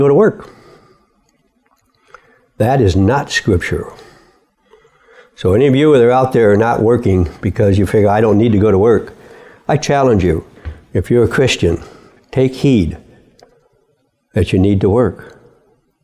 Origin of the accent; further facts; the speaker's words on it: Midwest, United States; I was born and raised in the Midwest